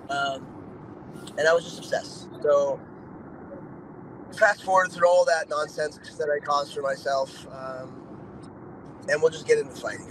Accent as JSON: {"language": "English", "town": "Dana Point", "region": "California", "country": "United States", "tie": "born or raised there", "also_born_or_lived": "Newport Beach, California / Laguna Beach, California / San Clemente, California", "said": "Yeah, I grew up in Orange County. I was born in Newport Beach. Grew up in South County in Laguna, Dana Point, San Clemente"}